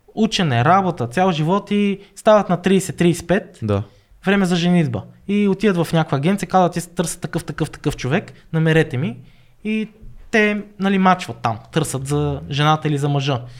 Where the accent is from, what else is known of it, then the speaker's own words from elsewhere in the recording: Bulgaria; moved away; also born or lived in Niigata, Japan / Birmingham, United Kingdom; Аз идвам нали, от България и ние учиме повече английски